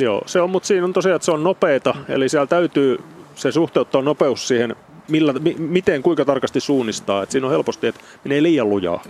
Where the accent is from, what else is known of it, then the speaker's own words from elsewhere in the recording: Turku, Southwest Finland, Finland; en ole Paimiosta kun tuun Turusta